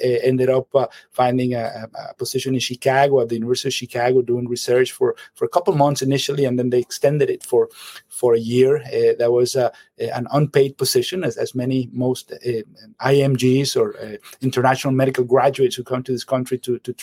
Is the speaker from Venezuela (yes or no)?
yes; Caracas, Capital District, Venezuela; moved away as an adult; now in United States; I am from Venezuela, from Caracas, and that's where I grew up